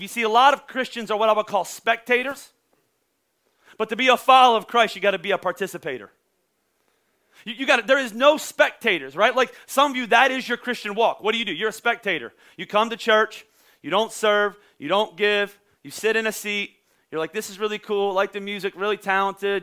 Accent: Pennsylvania, United States; I'm from Pennsylvania

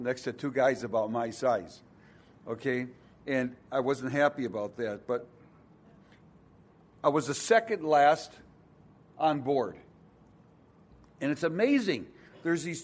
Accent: Milwaukee, Wisconsin, United States

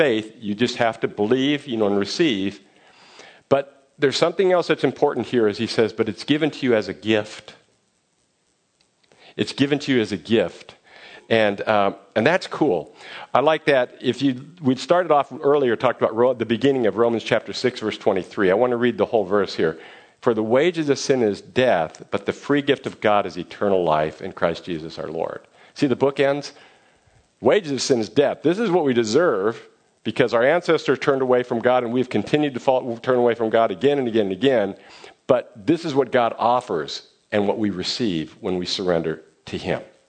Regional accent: Fremont, California, United States; I grew up near Mission San Juan de Guadalupe, San Jose de Guadalupe in Fremont

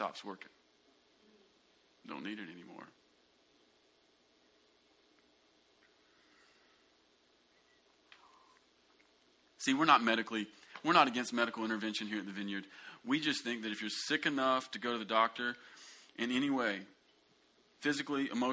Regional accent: United States; you and I grew up in America

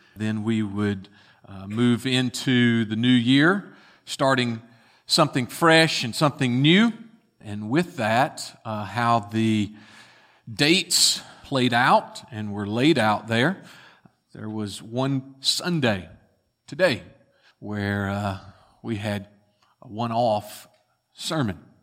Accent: Bartlett, Tennessee, United States; as young boys growing up in Bartlett, Tennessee

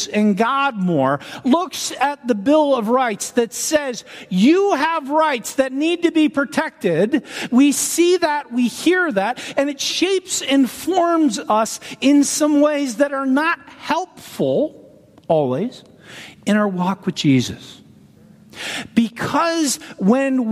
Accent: Canada; now in United States; I'm a Canadian citizen

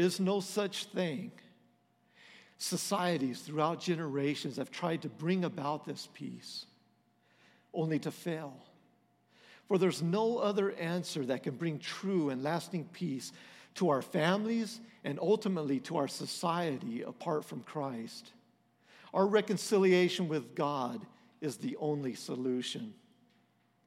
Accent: Texas, United States; We're from Texas.

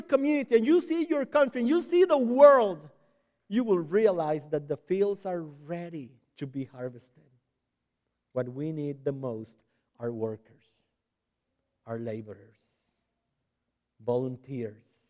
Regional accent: San José, Costa Rica; accent: Hispanic; first language Spanish; English is a second language; moved away; I was born and raised in Costa Rica, in San Jose.

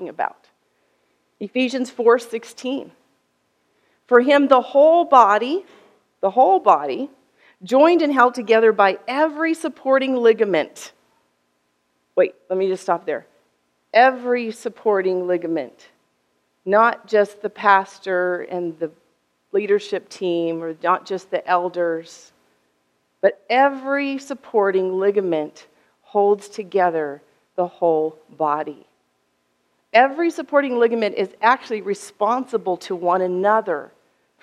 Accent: United States; I'm American from the West

